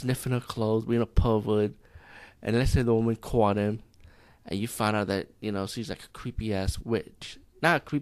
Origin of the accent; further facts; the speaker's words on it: India; as being Indian